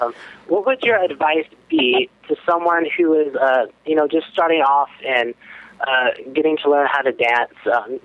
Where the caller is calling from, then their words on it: California, United States; I'm from Southern California.